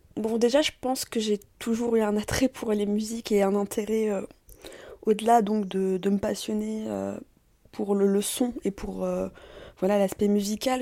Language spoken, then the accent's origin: French; France; also born or lived in Tunisia (parents) / Paris; je suis née en France, de parents tunisiens